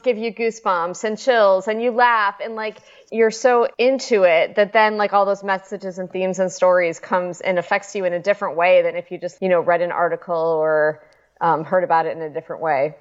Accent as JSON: {"language": "English", "town": "Chicago", "region": "Illinois", "country": "United States", "said": "I'm from Chicago, so everybody did ice skating"}